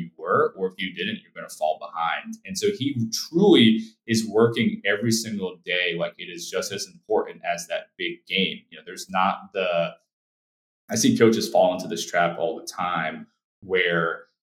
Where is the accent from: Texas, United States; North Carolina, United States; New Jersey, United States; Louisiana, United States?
New Jersey, United States; now in Alabama, United States; I'm from New Jersey originally. When I first got to Alabama, like, I think I felt like the only person from New Jersey who'd ever been to Alabama